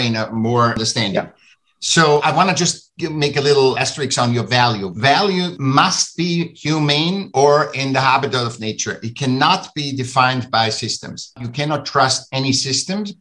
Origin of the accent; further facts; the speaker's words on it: Vienna, Austria; I'm from Austria, I'm from Vienna